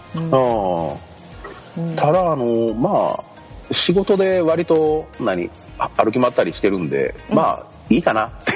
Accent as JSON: {"language": "Japanese", "region": "Kochi", "country": "Japan", "tie": "born or raised there", "said": "高知で生まれて育って気づけばもうそろそろ32年になろうとします"}